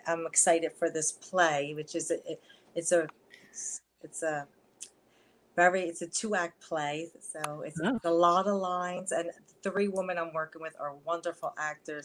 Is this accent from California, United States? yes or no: no; Philadelphia, Pennsylvania, United States; accent: Philly, New York; I grew up right in Philadelphia